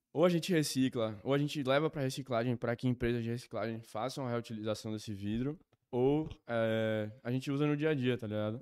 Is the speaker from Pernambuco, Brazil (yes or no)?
yes; Recife, Pernambuco, Brazil; eu sou de Recife